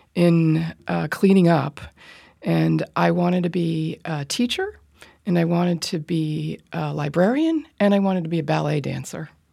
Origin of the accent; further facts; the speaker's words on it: Rye, New York, United States; I grew up in Rye, New York